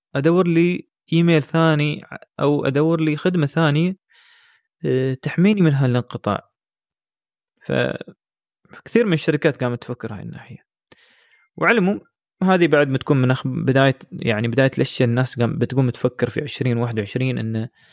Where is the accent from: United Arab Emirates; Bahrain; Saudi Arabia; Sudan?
United Arab Emirates; احنا عندنا كثير في الامارات